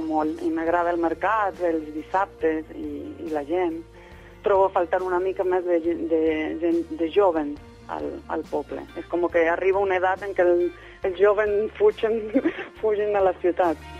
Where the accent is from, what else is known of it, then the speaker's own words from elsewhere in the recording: Morteros, Córdoba, Argentina; Catalan is a second language; moved away as an adult; also born or lived in Barcelona; now in Sant Just Desvern, Spain; vaig néixer a Morteros, un petit poble de, de l'Argentina